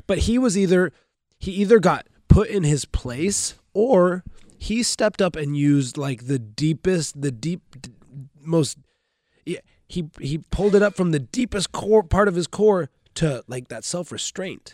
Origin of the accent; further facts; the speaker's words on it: Grants Pass, Oregon, United States; now in Bellevue, United States; I'm from Grants Pass, Oregon. It's a, it's a small town in, in Southern Oregon